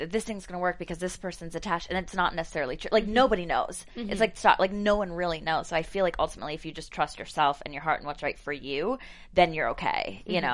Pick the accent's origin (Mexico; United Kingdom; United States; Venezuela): United States; Virginia; moved away as an adult; also born or lived in Richmond; From Virginia